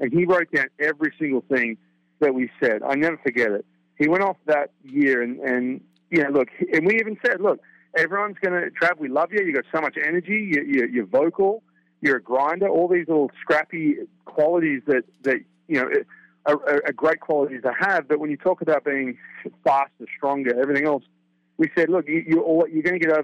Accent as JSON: {"language": "English", "country": "Australia", "tie": "born or raised there", "moved": "yes", "lives_now": "United States"}